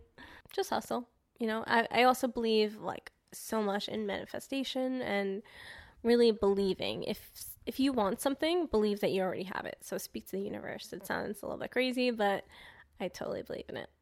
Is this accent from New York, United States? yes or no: yes; New York, United States; being a New Yorker